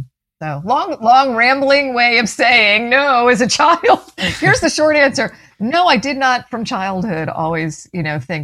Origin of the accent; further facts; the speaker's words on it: Clearwater, Florida, United States; I grew up in Clearwater, went to Clearwater High